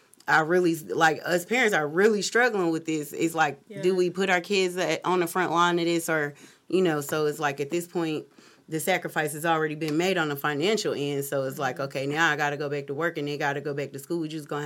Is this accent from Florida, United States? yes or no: no; Cleveland, Ohio, United States; from Cleveland, so, you know, that's like by default, he's my favorite player.